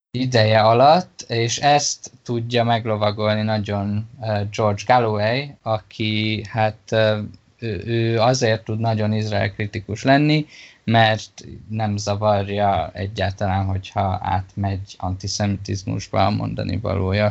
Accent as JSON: {"language": "Hungarian", "country": "Hungary", "tie": "born or raised there", "said": "Magyarországon nőttem fel"}